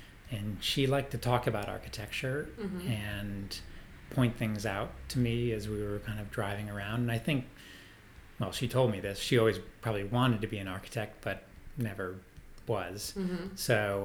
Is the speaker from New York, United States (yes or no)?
yes; Lake George, New York, United States; also born or lived in Vermont; now in Boston, United States; I grew up in Lake George, New York, which is northern New York State